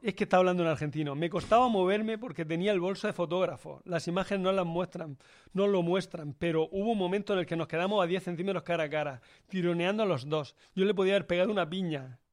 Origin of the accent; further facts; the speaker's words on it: Turre, Andalusia, Spain; En mi pueblo, en Turre